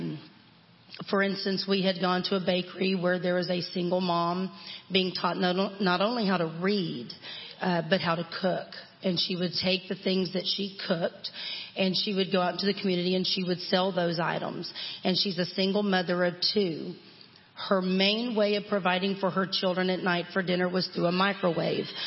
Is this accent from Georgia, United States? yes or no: no; Texas, United States; born and raised in Texas